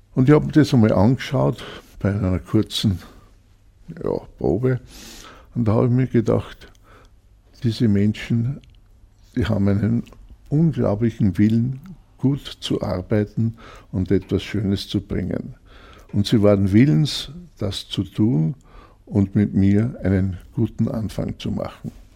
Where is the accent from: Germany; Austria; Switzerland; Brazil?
Austria; Grein, Upper Austria; also born or lived in Linz; Ich bin in Grein aufgewachsen